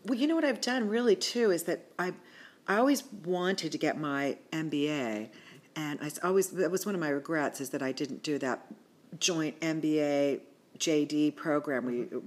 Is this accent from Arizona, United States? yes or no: no; Washington, Pennsylvania, United States; also born or lived in California / Pittsburgh; I was raised in Washington, PA